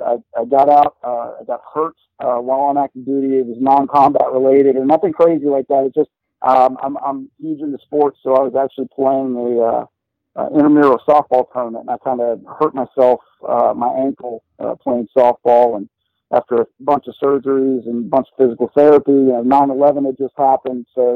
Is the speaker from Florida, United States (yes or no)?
yes; Florida, United States; moved away as an adult; also born or lived in Pittsburgh, Pennsylvania; my parents moved us to Florida early on. So from like 10 to I'd say about 20 or so, 22, I lived in Florida